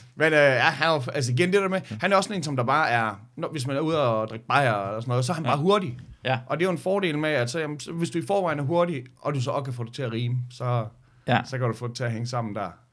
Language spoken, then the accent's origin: Danish; Skanderborg, Central Denmark Region, Denmark; jeg var fra Skanderborg